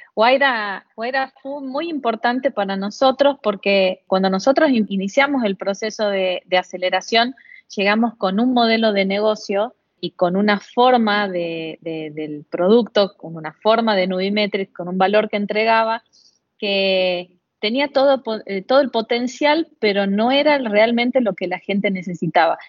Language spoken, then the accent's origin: Spanish; Argentina; Fuera de Buenos Aires, en mi país